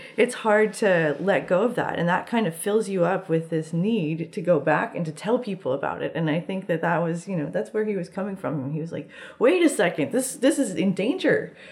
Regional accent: Midwest, United States; moved away; I'm from the Midwest

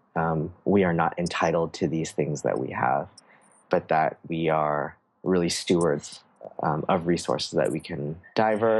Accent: San Francisco, California, United States; my earliest memories are from growing up in the San Francisco area

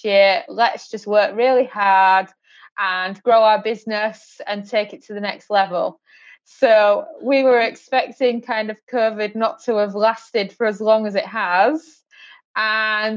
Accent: United Kingdom; now in Portugal; we currently reside in Portugal, even though we're British born

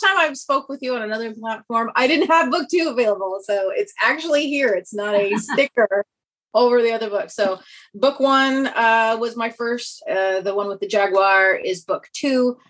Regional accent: Kansas, United States; accent: Kansas twang; moved away as an adult; now in Austin, United States; I'm originally from Kansas, so I have the nice Kansas twang, but I'm currently in Texas

